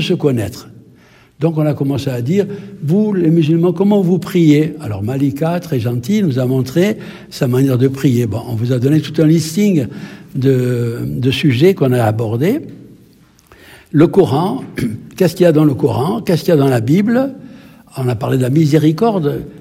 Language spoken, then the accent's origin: French; Algeria; now in France; je suis originaire d'Algérie